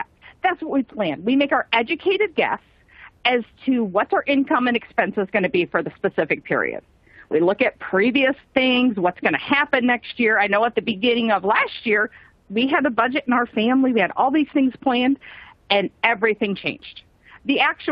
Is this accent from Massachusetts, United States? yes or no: no; Michigan, United States; I grew up in Michigan